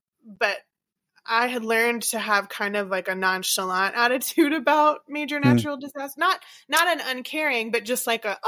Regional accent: Louisiana, United States; And I knew that I was from Cancer Alley

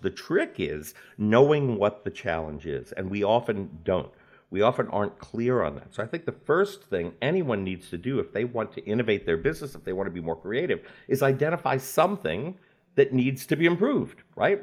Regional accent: New Orleans, Louisiana, United States; moved away as an adult; also born or lived in New York City; moved from my hometown of New Orleans to New York to pursue that career.

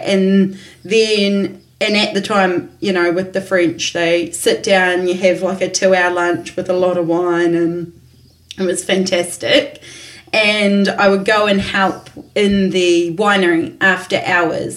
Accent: Marlborough, New Zealand; I'm only from Marlborough

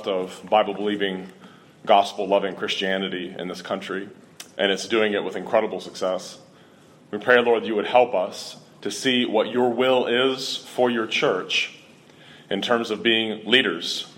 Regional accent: Cincinnati, Ohio, United States; Growing up in Cincinnati, Ohio, I had been exposed to Roman Catholicism almost constantly.

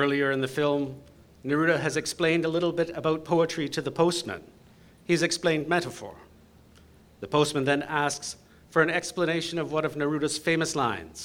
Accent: London, Ontario, Canada; I grew up in London, Ontario.

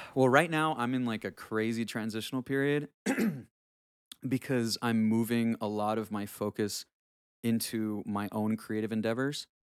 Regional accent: Honduras; moved away; I grew up in, I grew up in Honduras, so that's where I'm from, I was born in Honduras

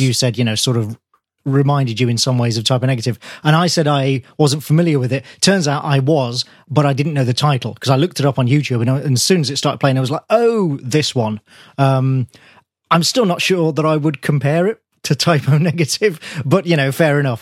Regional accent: Birmingham, West Midlands, United Kingdom; my hometown

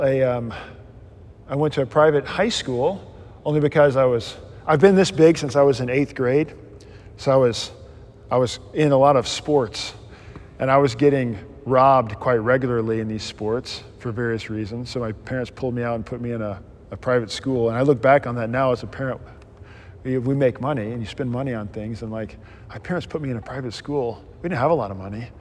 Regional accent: Mississippi, United States; moved away; I grew up in the Southern Baptist world in Mississippi

